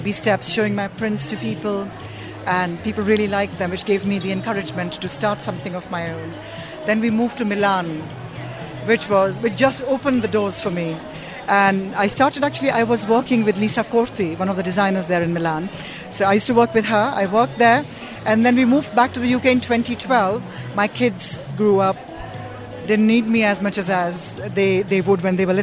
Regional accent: Jaipur, Rajasthan, India; I'm from Jaipur

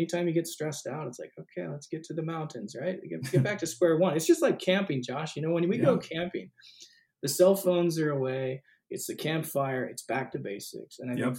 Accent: Northern California, United States; I was born in John Muir Hospital. I'm from Northern California.

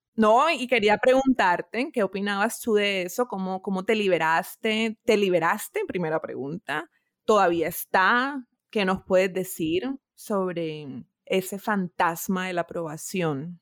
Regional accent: Barranquilla, Atlántico, Colombia; moved away as an adult; also born or lived in Bogotá; yo soy de Barranquilla, pero viví 11 años en Bogotá.

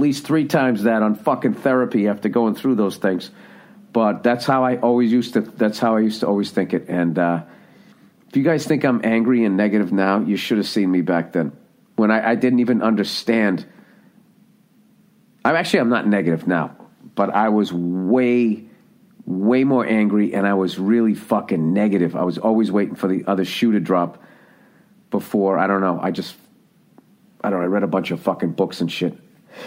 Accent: United States; I'm from the United States of America

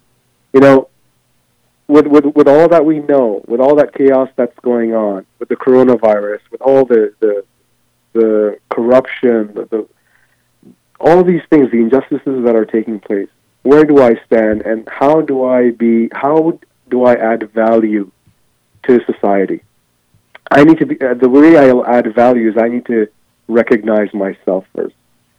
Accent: Ghana; now in United States; Prior to coming to here in the United States, I mean, I was born in Ghana, which is West Africa. And I'll tell you, growing up as a child in the villages, we didn't have mirrors.

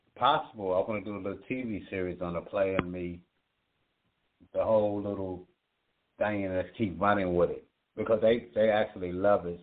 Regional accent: Virginia, United States; all my people from my hometown in Virginia

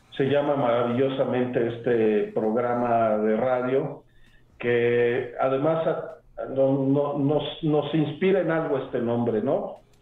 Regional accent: Mexico City, Mexico; moved away as an adult; now in Puebla, Mexico; Yo soy eh, originario de la Ciudad de México, pero de abuelo paterno de Querétaro

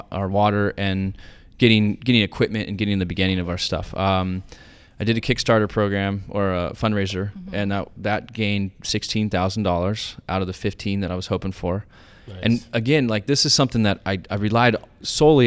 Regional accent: Oceanside, California, United States; I'm from Oceanside.

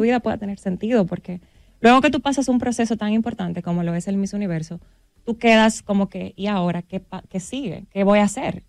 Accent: Dominican Republic; como buen dominicano

